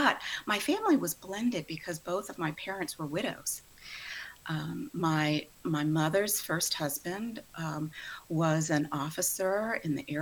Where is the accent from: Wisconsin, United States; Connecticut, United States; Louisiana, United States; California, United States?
Louisiana, United States; New Orleans; moved away as an adult; now in Houston, United States; even though I live in Houston now, I was actually born and raised in the New Orleans metropolitan area